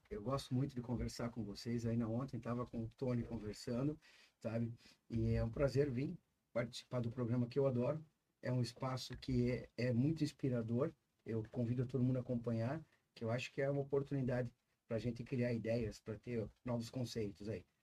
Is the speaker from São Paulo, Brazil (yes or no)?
no; Santa Catarina, Brazil; é, sou filho de agricultores, de vim de Santa Catarina. Eu fiz faculdade em Curitiba, fiz agronomia.